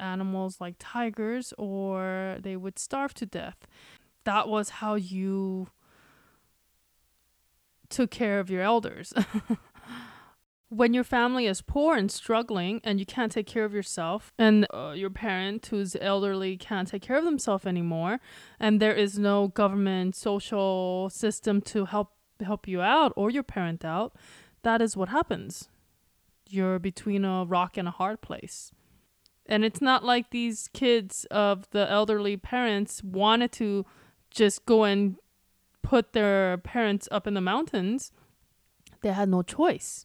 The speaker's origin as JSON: {"language": "English", "country": "South Korea", "tie": "born or raised there", "moved": "yes", "lives_now": "United States", "said": "when I was growing up in Korea"}